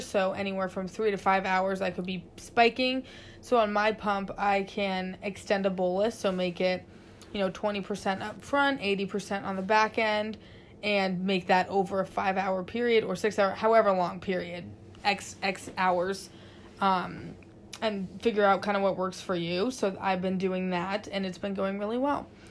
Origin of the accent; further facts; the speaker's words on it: Seattle, Washington, United States; now in San Francisco, United States; we're from Seattle, we know what rain looks like